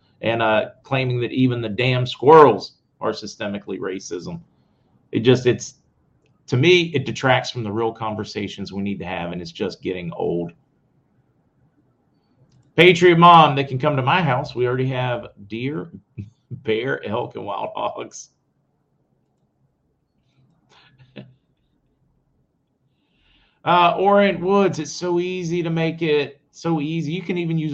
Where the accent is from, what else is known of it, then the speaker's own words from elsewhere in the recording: United States; where we grew up near West Virginia, even the possums were afraid.